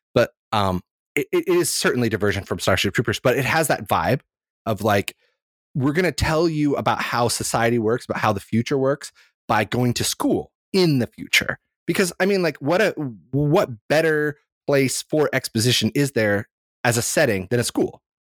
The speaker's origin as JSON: {"language": "English", "country": "Ireland", "said": "I'm Irish."}